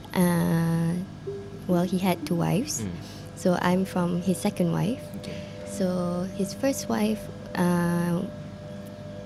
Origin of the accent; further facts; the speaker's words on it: Ampang Jaya, Selangor, Malaysia; I was born in Ampang Puchi, so in Ampang, KL. I grew up in, basically in Ampang Jaya